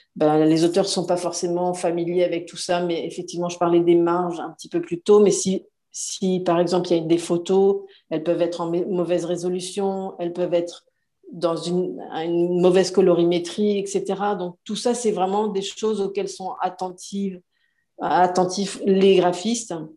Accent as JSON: {"language": "French", "country": "France", "moved": "as an adult", "lives_now": "Montreal, Canada", "said": "je suis française, comme mon accent le trahit"}